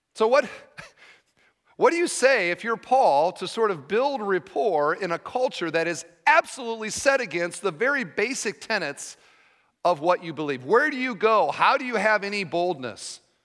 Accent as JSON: {"language": "English", "region": "Iowa", "country": "United States", "said": "I'm from Iowa"}